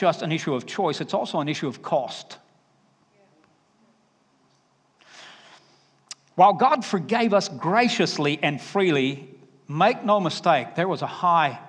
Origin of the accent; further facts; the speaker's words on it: Alabama, United States; You can pick up my accent, can't you? Because when I get back to Alabama, I'll just come home and say, y'all.